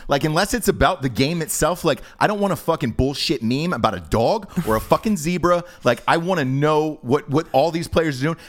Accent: Atlanta, Georgia, United States; I'm from Atlanta

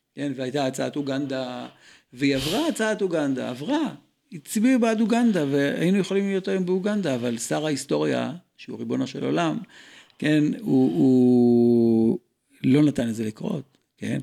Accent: Israel; אני ישראלי ואם לא רמח איבריי, נולדתי בארץ הזו

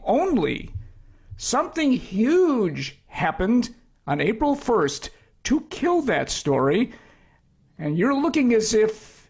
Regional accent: Chicago, Illinois, United States; I was born at Mount Sinai on the South Side.

